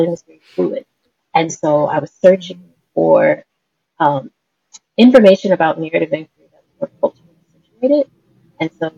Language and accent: English; South Louisiana, United States; also born or lived in Dallas-Fort Worth, Texas; I'm from South Louisiana, from the Dallas-Fort Worth area